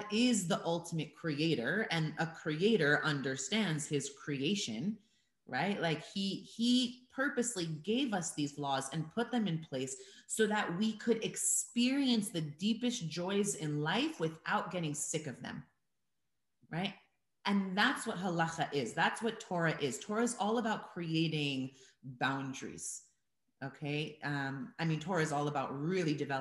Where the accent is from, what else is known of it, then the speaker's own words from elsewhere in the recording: United States; moved away as an adult; I was born and raised in America